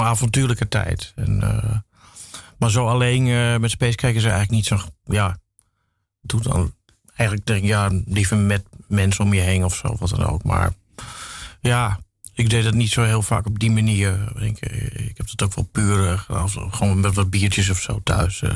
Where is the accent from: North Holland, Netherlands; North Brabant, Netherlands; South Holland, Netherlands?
North Holland, Netherlands; Amsterdam; ik ben eigenlijk in West geboren, West-Zuid